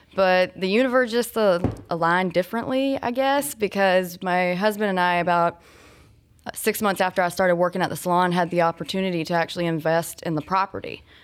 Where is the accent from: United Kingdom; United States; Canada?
United States; Georgia; also born or lived in Florida; now in Lilburn, United States; I'm from Georgia originally. Uh, I moved here, though, from Florida about I guess, going on ten years ago.